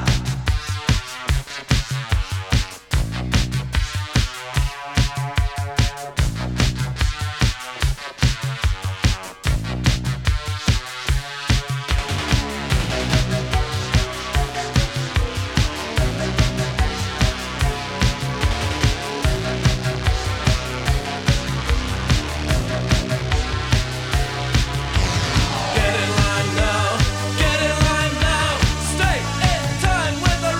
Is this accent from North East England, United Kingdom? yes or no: yes; Newcastle upon Tyne, North East England, United Kingdom; I was in Newcastle